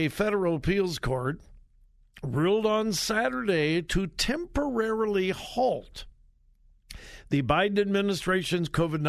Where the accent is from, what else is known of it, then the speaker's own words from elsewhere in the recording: South Carolina, United States; She fell, and she's getting better, but we're up from South Carolina to help with the care.